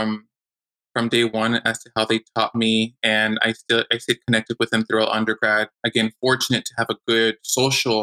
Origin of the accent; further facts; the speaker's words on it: Monrovia, California, United States; also born or lived in El Grullo, Jalisco, Mexico; now in Chula Vista, United States; we grew up in Monrovia